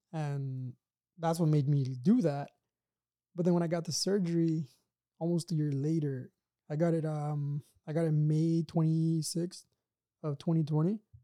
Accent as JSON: {"language": "English", "town": "Brownsville", "region": "Texas", "country": "United States", "moved": "yes", "lives_now": "Los Angeles, United States", "said": "I'm from South Texas"}